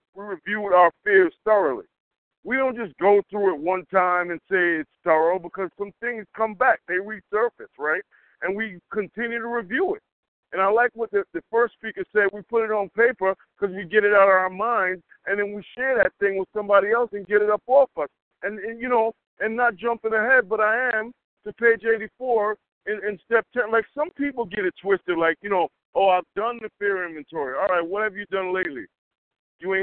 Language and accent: English; Yonkers, New York, United States; I'm from Yonkers, I ain't scared of nothing